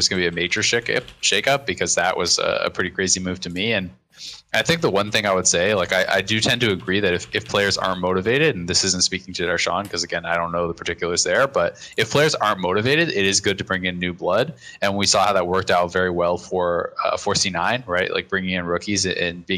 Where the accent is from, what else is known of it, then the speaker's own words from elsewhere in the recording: Kingston, Ontario, Canada; I grew up in Kingston, so not that far away